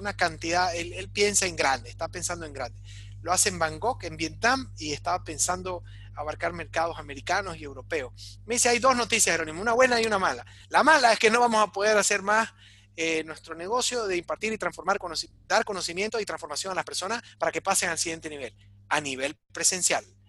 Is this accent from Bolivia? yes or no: yes; Bolivia; sacarnos adelante como bolivianos